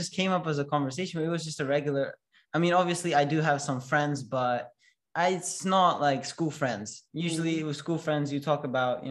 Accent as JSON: {"language": "English", "country": "Russia", "moved": "yes", "lives_now": "Stockholm, Sweden", "said": "I'm 16 years old and I come from Russia, and my family is fully Russian."}